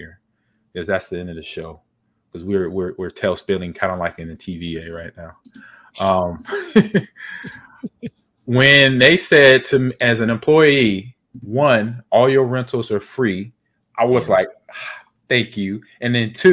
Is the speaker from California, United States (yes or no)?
yes; Los Angeles, California, United States; moved away as an adult; also born or lived in Seattle / Green Bay, Wisconsin; I grew up in Los Angeles